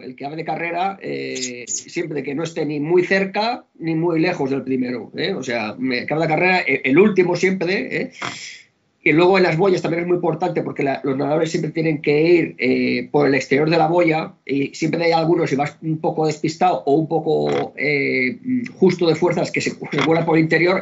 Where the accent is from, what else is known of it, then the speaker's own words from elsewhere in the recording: Barcelona, Catalonia, Spain; moved away as an adult; now in Vilanova i la Geltrú, Spain; yo nací en Barcelona, he vivido bastantes años en Barcelona, pero hace como 30 mm, años que vivo en Milanova